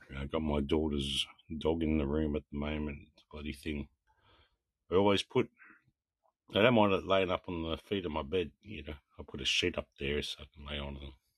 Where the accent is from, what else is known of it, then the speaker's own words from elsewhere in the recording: South Australia, Australia; I'm from South Australia.